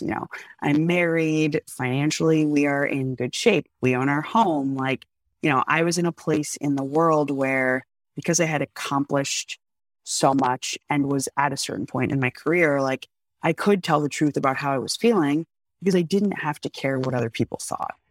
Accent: United States; I'm still an American

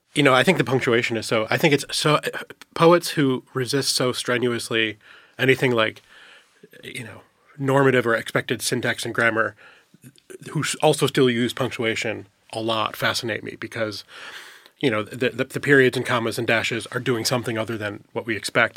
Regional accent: upstate New York, United States; I'm from upstate New York

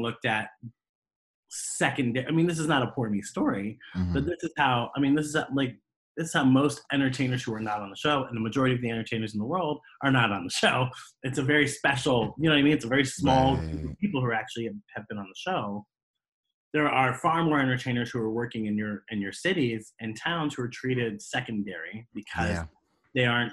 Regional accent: Columbus, Ohio, United States; I'm in Columbus. I'm working in Columbus

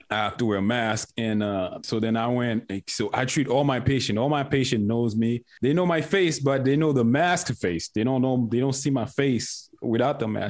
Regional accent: Haiti; moved away; I'm from Haiti

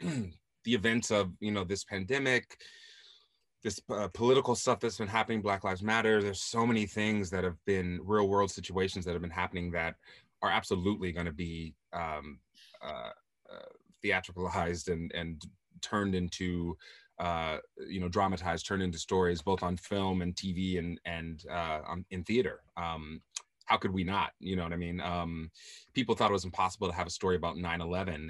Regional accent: Southern California, United States; I'm from Southern California

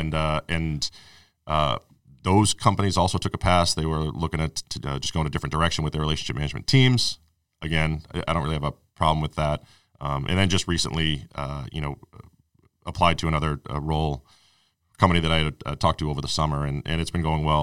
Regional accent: Arlington, Massachusetts, United States; also born or lived in New York / Watertown; basically lived in Arlington my whole life, other than, you know, I spent three years down in New

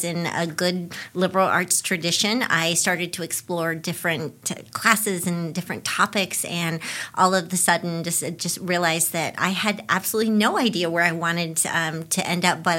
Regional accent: Spokane, Washington, United States; moved away as an adult; also born or lived in Buffalo, New York; now in Claremont, United States; growing up in Spokane, Washington

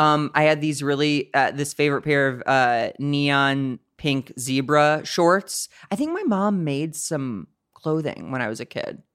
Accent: St. Louis, Missouri, United States; moved away as an adult; now in Los Angeles, United States; I'm from the Midwest, Saint Louis, Missouri

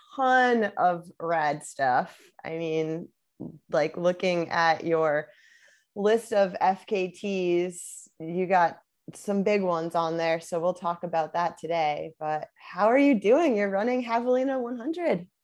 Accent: Connecticut, United States; moved away as an adult; also born or lived in Vermont; now in Southern California, United States; I'm from Connecticut originally

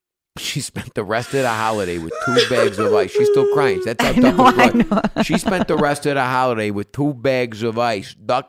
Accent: New Jersey, United States; Hi, Jersey. Oh, I'm from Jersey. I'm a Jersey broad.

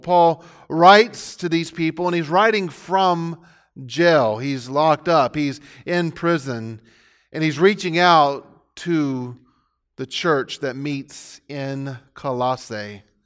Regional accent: Pasadena, Texas, United States; I got tired of trying to defend the town that I grew up in. Most of what people knew about the city of Pasadena was that it was polluted

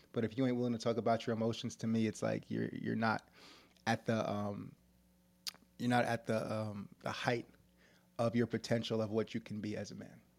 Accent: New York City, New York, United States; When I was, like, seven years old, I was growing up in New York City in the hood

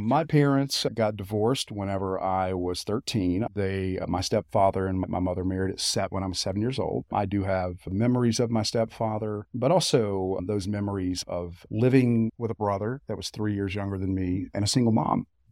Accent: Sevier County, Tennessee, United States; born or raised there; also born or lived in Knoxville, Tennessee

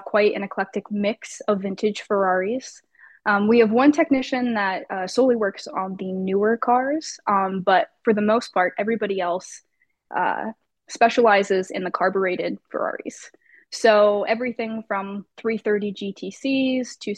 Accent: Los Angeles, California, United States; I'm born and raised in Los Angeles

